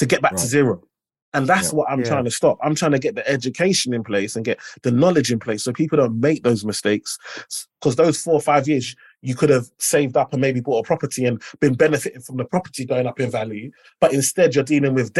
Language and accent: English; London, United Kingdom; I'm the first in my family to be born in the UK. And then I grew up in Limehouse.